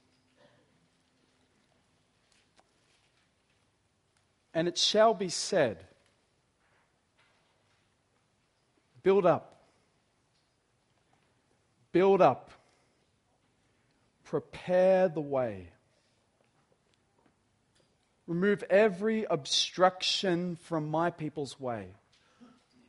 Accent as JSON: {"language": "English", "town": "Dapto", "region": "New South Wales", "country": "Australia", "tie": "born or raised there", "also_born_or_lived": "Artarmon, Sydney", "moved": "as an adult", "said": "I grew up in Dapto, you know, in Dapto, not a lot happens in Dapto"}